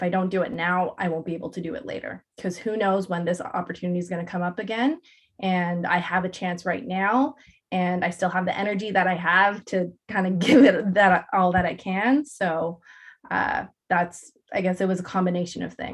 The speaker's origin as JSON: {"language": "English", "region": "Ontario", "country": "Canada", "tie": "born or raised there", "said": "the 905, which is my hometown"}